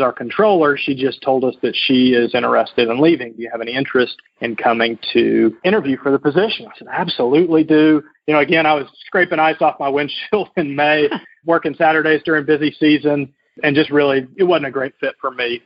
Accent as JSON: {"language": "English", "town": "North Little Rock", "region": "Arkansas", "country": "United States", "tie": "born or raised there", "also_born_or_lived": "Indianapolis, Indiana", "moved": "as an adult"}